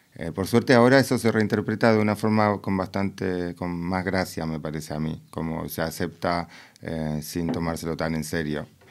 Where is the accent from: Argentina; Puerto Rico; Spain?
Argentina; Buenos Aires; now in Berlin, Germany; vos sos porteña como yo